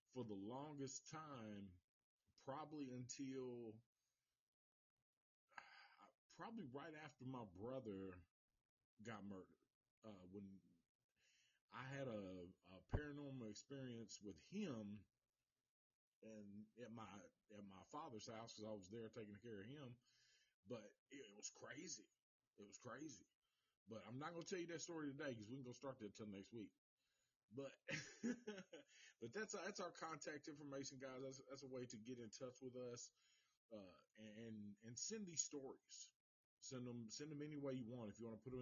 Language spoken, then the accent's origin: English; the South, United States; accent: Southern; I'm from the South